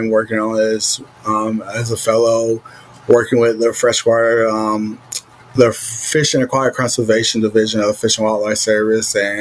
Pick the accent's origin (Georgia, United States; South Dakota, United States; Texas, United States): Georgia, United States; I'm from Georgia